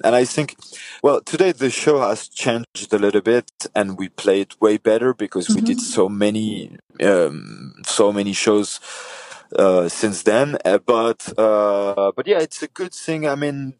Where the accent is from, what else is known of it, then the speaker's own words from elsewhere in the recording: Paris, Île-de-France, France; now in south of France, France; I was born in Paris. Nowadays, I live in the south of France